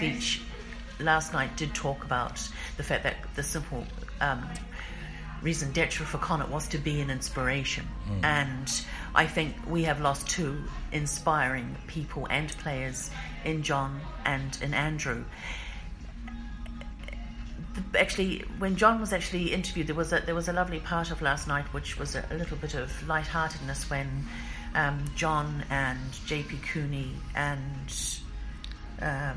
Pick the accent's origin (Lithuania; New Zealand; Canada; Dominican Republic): New Zealand; now in Ireland; Whanganui, which is literally about 40 miles from my hometown